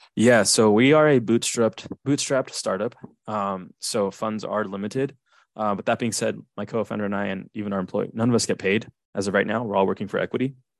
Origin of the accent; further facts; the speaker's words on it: Southern California, United States; I'm from Southern California